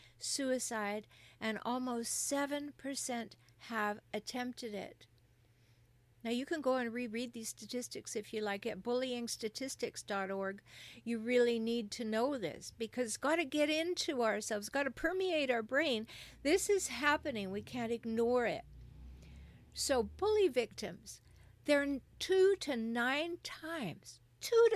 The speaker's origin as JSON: {"language": "English", "country": "Canada", "moved": "yes", "lives_now": "United States", "said": "particularly in the United States where I live, but I'm from Canada"}